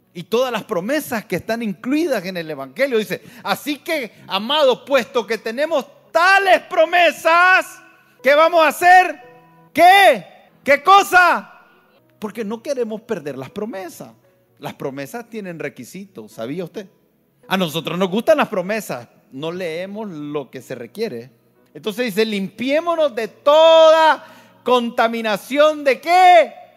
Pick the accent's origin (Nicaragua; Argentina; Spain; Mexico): Nicaragua; yo soy Nica y mi esposa es Nica